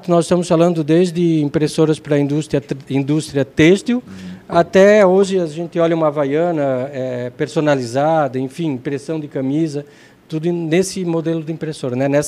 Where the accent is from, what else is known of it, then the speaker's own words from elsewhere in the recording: Brazil; eu nasci no Zendron.